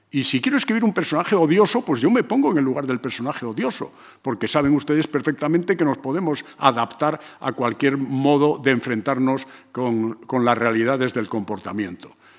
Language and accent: Spanish; León, Castile and León, Spain; moved away; also born or lived in A Coruña; ir a León, a mi pueblo